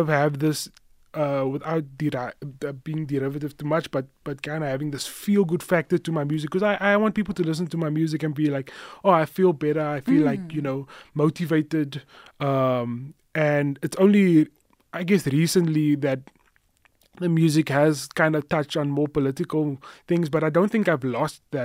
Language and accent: English; Cape Town, Western Cape, South Africa; now in Johannesburg, South Africa; I grew up in Cape Town in Mitchell's Plain on the Cape Flats